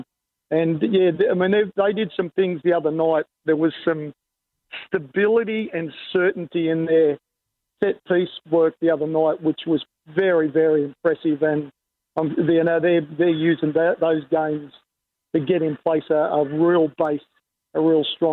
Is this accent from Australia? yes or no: yes; Australia; as an Australian